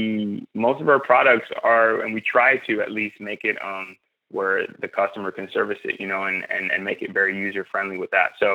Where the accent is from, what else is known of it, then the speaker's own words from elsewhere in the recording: Miami, Florida, United States; I grew up in the inner city, Miami, and we didn't have trails